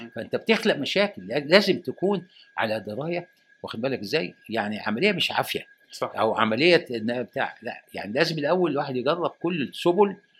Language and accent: Arabic; Egypt; انا راجل مصري وعشت في مصر وتعلمت في مصر وهدفن في مصر